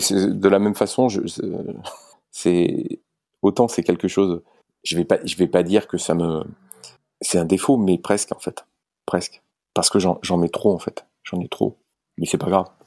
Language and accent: French; Valence, Auvergne-Rhône-Alpes, France; Je suis originaire de Valence.